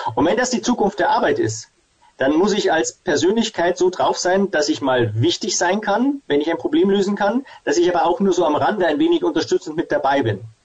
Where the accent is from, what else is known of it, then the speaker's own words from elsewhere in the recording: Ingolstadt, Bavaria, Germany; Also ich bin hier in Ingolstadt äh, groß geworden, wo ich auch wieder sitze und lebe mit Familie